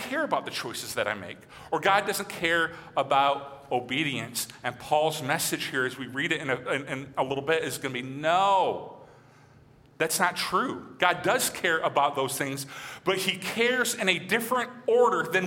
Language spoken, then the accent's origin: English; Michigan, United States; moved away; growing up in Michigan